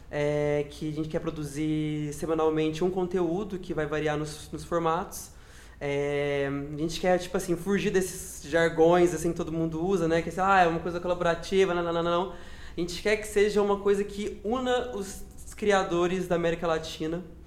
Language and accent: Portuguese; Minas Gerais, Brazil; moved away as an adult; now in São Paulo, Brazil; Eu sou de Minas Gerais, eu moro aqui em São Paulo é, fazem 5 anos